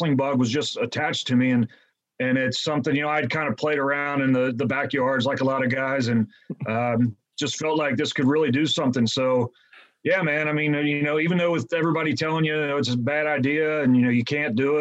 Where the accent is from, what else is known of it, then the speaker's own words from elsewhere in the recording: Cincinnati, Ohio, United States; I'm from the Cincinnati area.